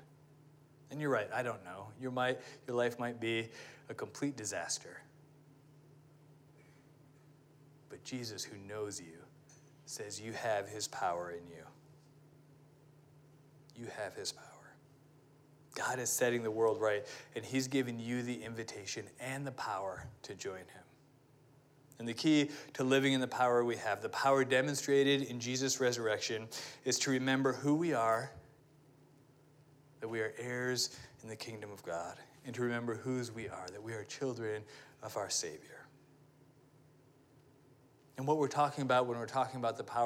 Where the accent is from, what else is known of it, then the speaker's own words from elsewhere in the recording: United States; me being an American